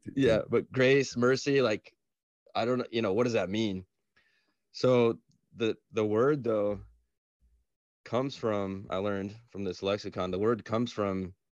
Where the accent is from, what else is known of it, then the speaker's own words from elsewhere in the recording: Atlanta, Georgia, United States; I'm from Atlanta. I was born in Atlanta